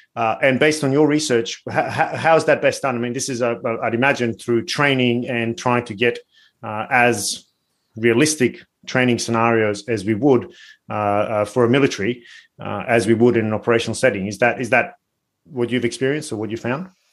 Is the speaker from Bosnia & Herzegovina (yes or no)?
yes; Bosnia & Herzegovina; I'm from Bosnia